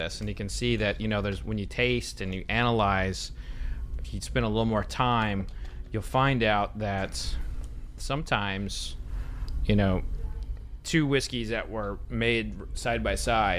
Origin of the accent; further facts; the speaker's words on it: Oklahoma, United States; growing up in Oklahoma, we just sit out on the back porch and watch the storms and talk and drink iced tea.